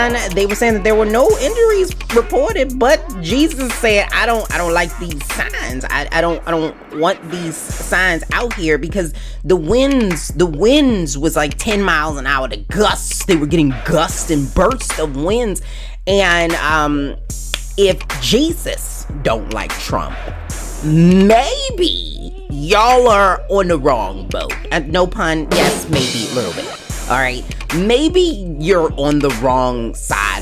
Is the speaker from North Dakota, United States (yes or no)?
no; Baltimore County, Maryland, United States; I was born in Baltimore City, okay, and raised and bred in Baltimore County